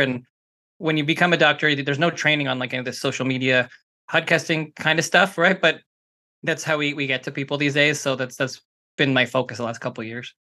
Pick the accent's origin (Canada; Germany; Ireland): Canada; now in Los Angeles, United States; I'm Canadian, so, you know, I used to coach hockey